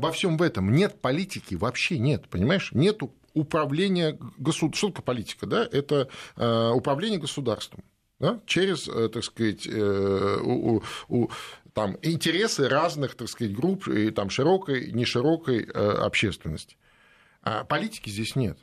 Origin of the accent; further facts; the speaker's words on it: Feodosia, Crimea, Ukraine; мой родной город Феодосия